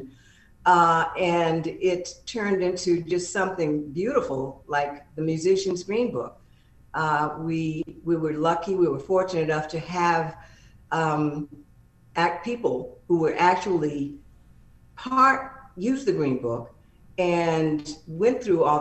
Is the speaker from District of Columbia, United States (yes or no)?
yes; Washington, District of Columbia, United States; moved away; I'm from Washington, D.C. originally